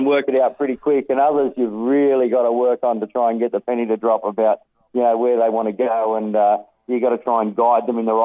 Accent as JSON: {"language": "English", "area": "Kangaroo Valley, Nowra, Maroubra", "region": "New South Wales", "country": "Australia", "tie": "born or raised there", "also_born_or_lived": "Sydney", "said": "I spent a lot of my youth at, down in Kangaroo Valley, Nowra, also around the Malabar, Maroubra area in Sydney"}